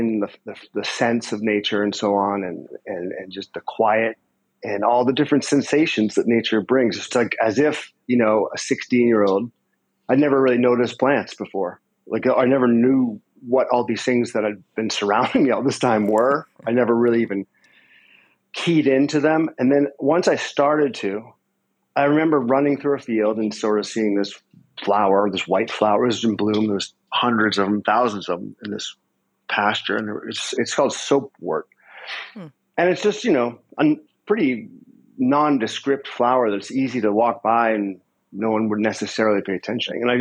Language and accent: English; Concord, Massachusetts, United States; I grew up in Massachusetts near Walden Pond